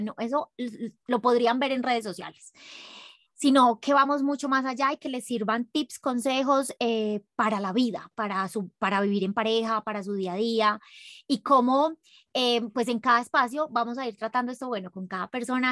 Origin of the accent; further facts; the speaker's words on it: Medellín, Antioquia, Colombia; now in Ecuador; yo soy de Medellín